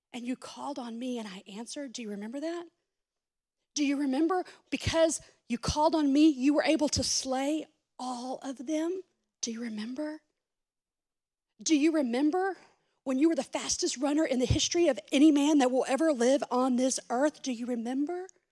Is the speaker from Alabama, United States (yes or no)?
no; Texas, United States; I'm from Texas, not from the Middle East